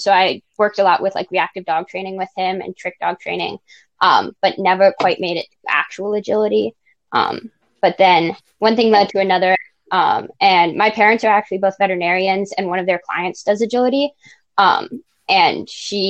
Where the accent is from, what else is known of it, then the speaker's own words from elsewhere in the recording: Wisconsin, United States; I'm 16 years old and I'm from Wisconsin